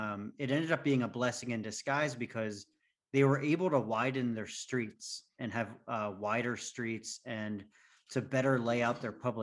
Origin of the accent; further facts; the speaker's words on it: Lansdale, Pennsylvania, United States; we live in growing up in Lansdale and living in like the greater Philadelphia area